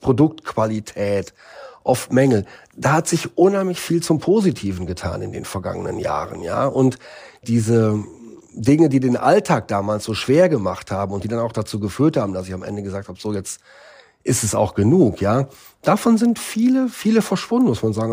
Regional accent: Northern Germany, Germany; now in Beijing, China; meine Heimat in Norddeutschland auf dem Land

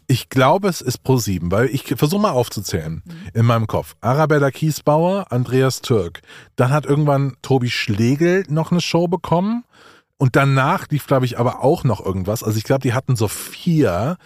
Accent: Hunsrück, near Trier, Rhineland-Palatinate, Germany; moved away; ich komme ja aus dem Hunsrück, beziehungsweise aus der Gegend von Trier

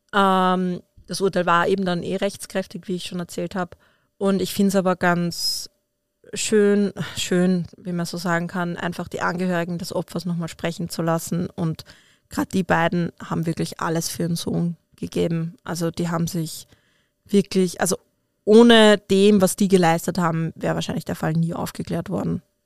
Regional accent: Austria; bei uns in Österreich

